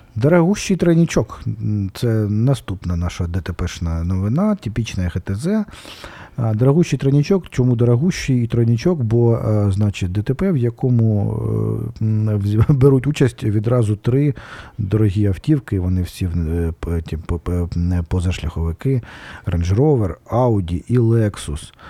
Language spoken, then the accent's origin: Ukrainian; Kharkiv, Kharkiv Oblast, Ukraine; це моя просто це моя мала батьківщина, одна з моїх малих батьківщин Одеська